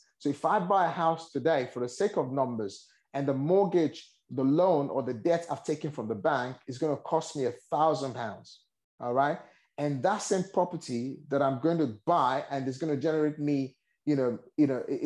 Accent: Nigeria; moved away; I originally born and raised in Nigeria.

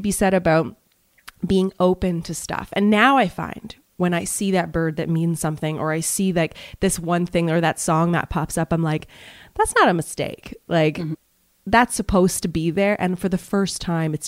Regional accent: Montreal, Quebec, Canada; moved away as an adult; also born or lived in Toronto / Vancouver / Malaysia; I'm from Montreal.

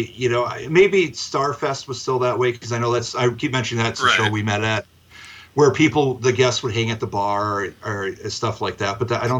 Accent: Midwest, United States; moved away; also born or lived in Minnesota; we're from the Midwest

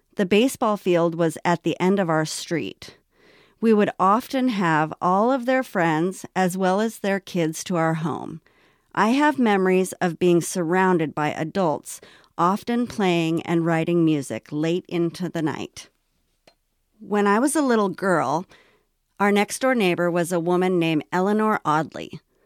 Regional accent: Los Angeles, California, United States; also born or lived in North Hollywood / Washington State; the early years of my life growing up in Los Angeles

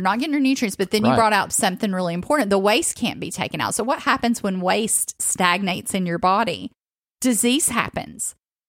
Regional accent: the South, United States; when I grew up in the South.

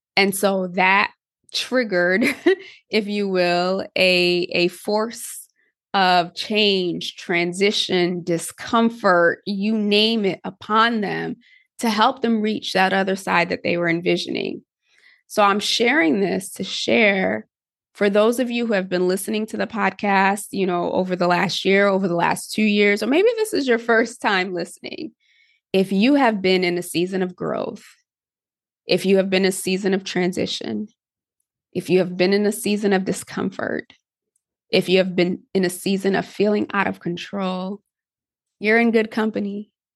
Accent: Connecticut, United States; I grew up in Connecticut

